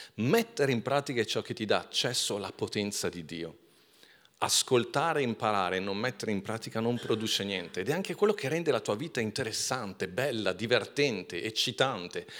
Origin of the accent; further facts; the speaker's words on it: Milan, Lombardy, Italy; sono cresciuto a Milano